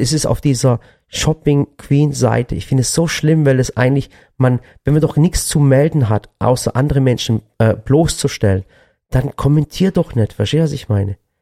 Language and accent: German; Swabian Jura, Baden-Württemberg, Germany; Wir sind ja hier im Badischen, aber da, wo ich herkomme, von der Schwäbischen Alb